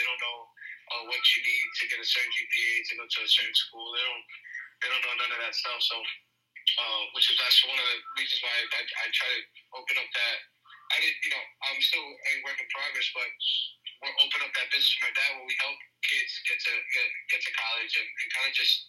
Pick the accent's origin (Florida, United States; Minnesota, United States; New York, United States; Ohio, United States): New York, United States; as a kid who was born and raised in New York, but speaks two languages, you know, have Hispanic parents